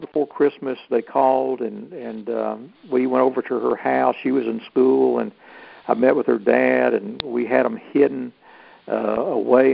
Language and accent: English; Ball Ground, Georgia, United States; here in my hometown, a ball ground